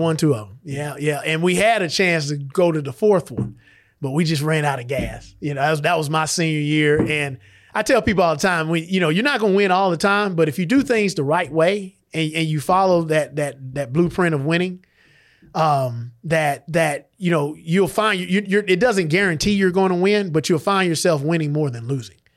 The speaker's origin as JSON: {"language": "English", "town": "LaGrange", "region": "Georgia", "country": "United States", "tie": "born or raised there", "said": "I grew up here in LaGrange."}